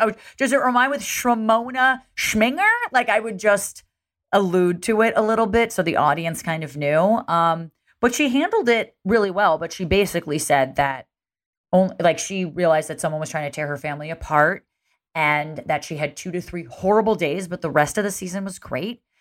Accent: New Jersey, United States; I'm from Jersey

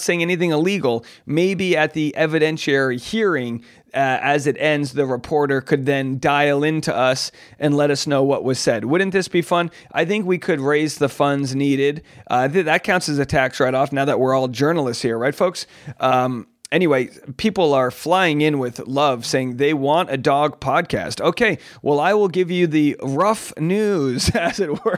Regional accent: Newport, Rhode Island, United States; my hometown of Newport, Rhode Island

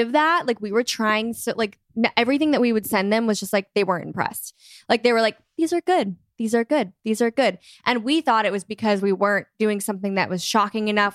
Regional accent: Michigan, United States; born or raised there; now in Nashville, United States

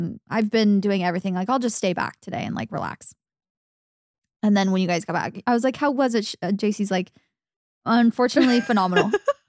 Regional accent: Arizona, United States; As a little girl growing up in Arizona, wanting to be that girl so bad.

